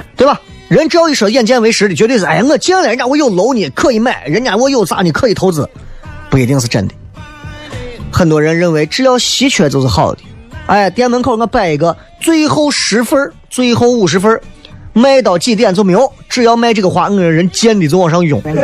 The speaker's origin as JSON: {"language": "Chinese", "town": "Xi'an", "region": "Shaanxi", "country": "China", "accent": "Xi'an dialect", "said": "我们西安话不是耍朋友"}